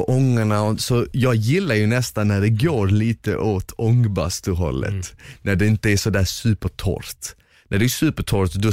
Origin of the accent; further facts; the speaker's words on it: Finland; shit alltså du tål fan mycket och jag är ändå finne.